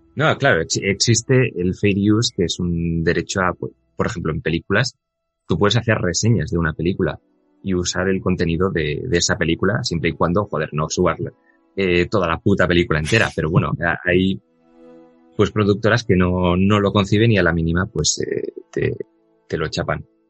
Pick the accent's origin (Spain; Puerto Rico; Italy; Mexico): Spain; Bilbao, Basque Country; soy vasco y me he criado en, en Bilbao